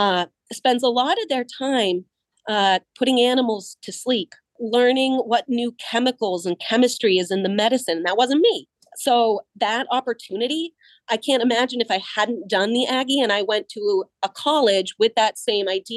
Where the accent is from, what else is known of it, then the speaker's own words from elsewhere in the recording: Franklin, Massachusetts, United States; I grew up in Franklin, Massachusetts as a Caucasian female